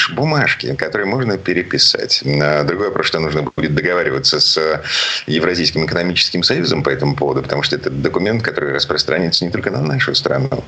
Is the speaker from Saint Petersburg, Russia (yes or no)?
yes; Saint Petersburg, Russia; из Петербурга